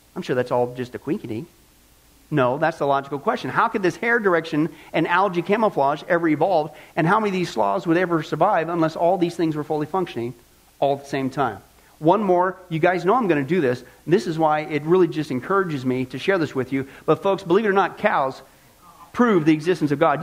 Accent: Midwest, United States; I grew up in the Midwest

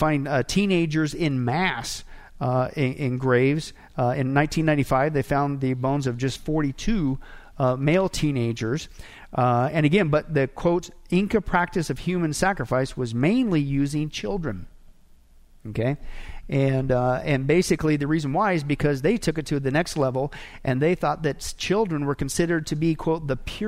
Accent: Nebraska, United States; I grew up in Nebraska, and one of the things we did in elementary schools, we had to study the different Indian tribes up there

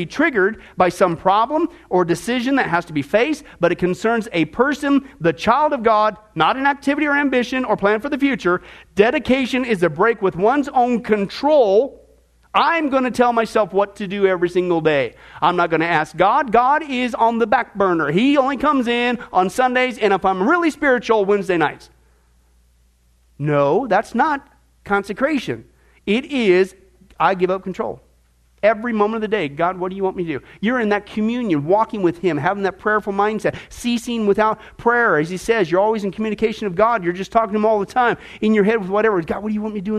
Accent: Midwest, United States; moved away; I grew up in the Midwest

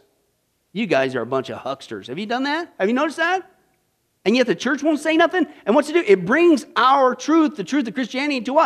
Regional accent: Midwest, United States; moved away; I grew up in the Midwest

